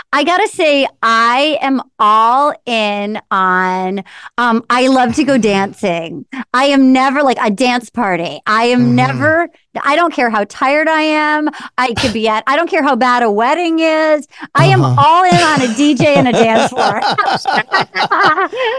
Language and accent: English; New England, United States; growing up in New England where people are so excited to tell you that they went to Harvard or Yale